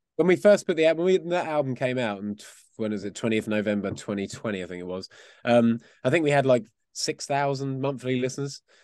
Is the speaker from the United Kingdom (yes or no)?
yes; Essex, East of England, United Kingdom; We were actually from out, just outside of London in a place called Essex